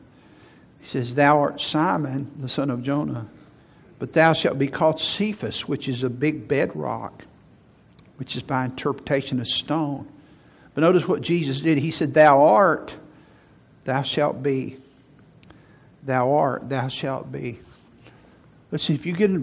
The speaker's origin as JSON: {"language": "English", "town": "Huntsville", "region": "Alabama", "country": "United States", "tie": "born or raised there", "said": "I moved back to Huntsville in 1985 to be the youth pastor here, because I grew up in Huntsville"}